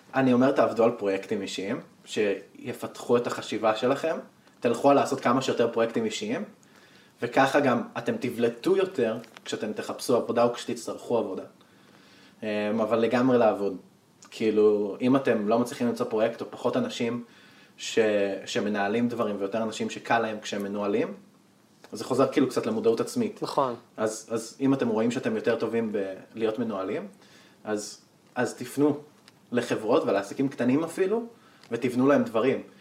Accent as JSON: {"language": "Hebrew", "region": "Northern Israel", "country": "Israel"}